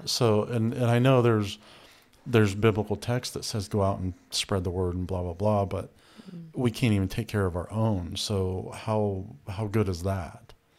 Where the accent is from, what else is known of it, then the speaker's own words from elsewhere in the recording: United States; I grew up in America.